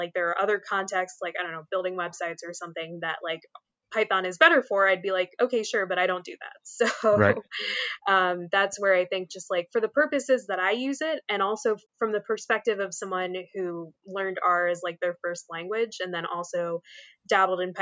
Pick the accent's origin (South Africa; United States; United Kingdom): United States; Philadelphia, Pennsylvania; now in South Jersey, United States; I grew up in the Philly area, where that is like thrust upon you to care about all those teams a lot